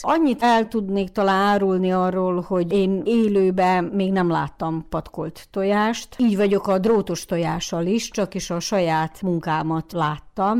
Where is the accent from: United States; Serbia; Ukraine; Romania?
Ukraine; Muzhiievo, Zakarpattia Oblast; maradjunk a muzsiai területünkön, szülőfalunkba